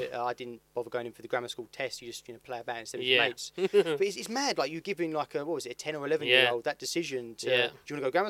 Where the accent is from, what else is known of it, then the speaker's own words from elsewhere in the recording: Dartford, South East England, United Kingdom; I grew up in Dartford. It's quite boring really. I've lived in Dartford, I've worked in Dartford. I live East Hill, and I work on West Hill